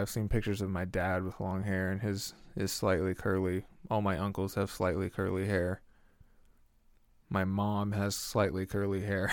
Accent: Delaware County, Oklahoma, United States; Delaware County, which is where I grew up in Oklahoma

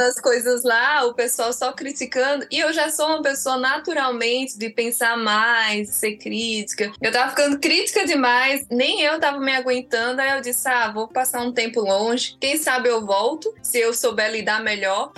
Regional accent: Brazil; born or raised there; also born or lived in Guinea-Bissau

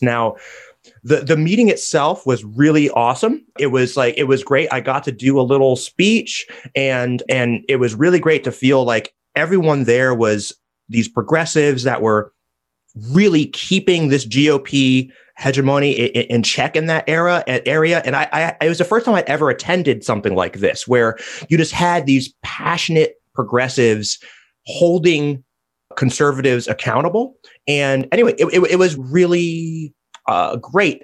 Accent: New Jersey, United States; my home state of New Jersey

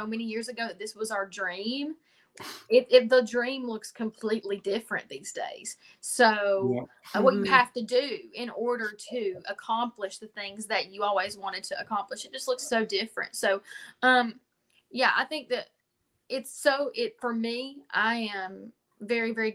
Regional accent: Pigeon Forge, Tennessee, United States; also born or lived in Nashville; I grew up in Pigeon Forge and I sang at Dollywood

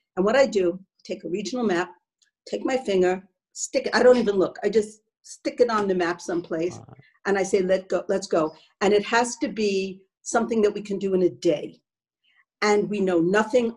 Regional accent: United States; as an American

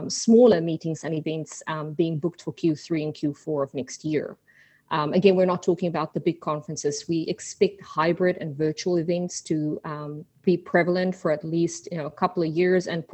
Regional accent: South Africa; also born or lived in Australia / New Zealand; now in Houston, United States; Well, I'm originally from South Africa. I took a little detour through Australia and New Zealand and finally settled in Houston, Texas.

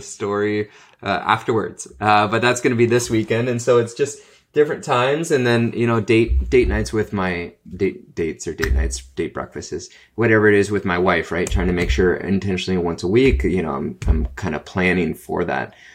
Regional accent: Canada; I'm a Canadian

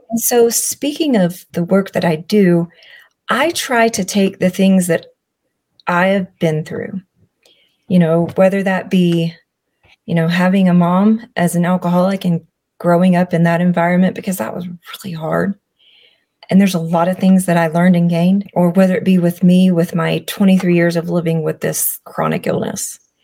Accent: Alabama, United States; I'm from Alabama.

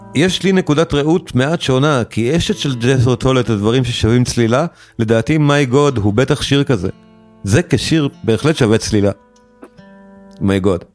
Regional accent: Israel; כולנו כישראלים

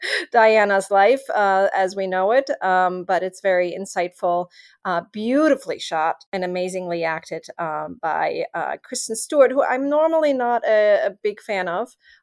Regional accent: Germany; moved away; I'm from Germany originally

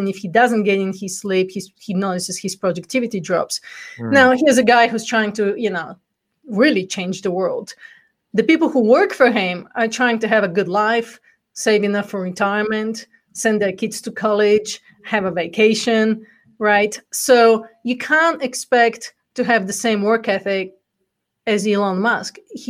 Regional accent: Bulgaria; accent: Bulgarian; English is a second language; now in United States; Well, actually, before I came from the corporate world, I came from Bulgaria, which is where the accent's from. So I'm actually a first generation immigrant in America

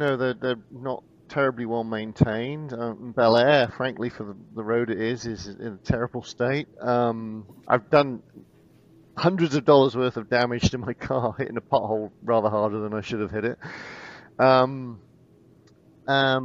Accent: Bristol, Bath area, South West England, United Kingdom; also born or lived in Portland; now in Houston, United States; I'm from the southwest. Okay. So Bristol, Bath area.

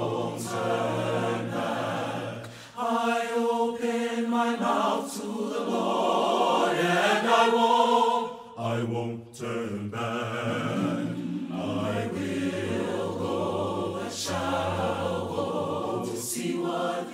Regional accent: New York, United States; I was raised in the North, in New York

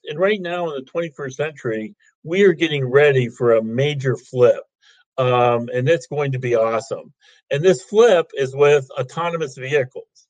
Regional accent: Ohio, United States; I'm from Ohio, uh, OHIO, as we like to say

